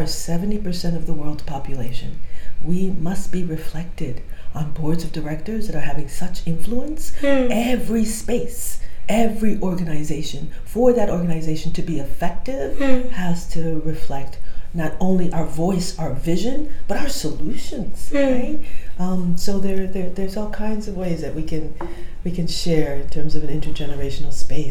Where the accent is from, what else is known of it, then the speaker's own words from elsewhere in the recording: Liberia; I'm from Liberia